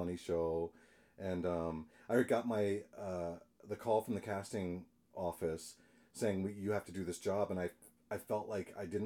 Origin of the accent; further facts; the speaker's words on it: Southern Maryland, United States; I'm from Maryland, Southern Maryland. Farm town. Grew up around a lot of farms